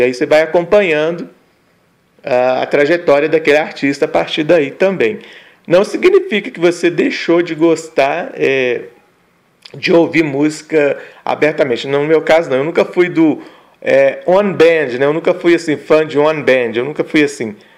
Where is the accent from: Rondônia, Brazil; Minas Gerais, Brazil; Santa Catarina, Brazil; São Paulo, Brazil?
Minas Gerais, Brazil; north of; onde eu mora, onde eu nasci, né, no norte de Minas